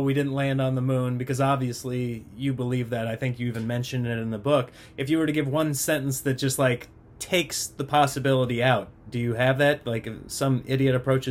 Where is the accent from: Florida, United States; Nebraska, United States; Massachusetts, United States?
Nebraska, United States; I grew up in Nebraska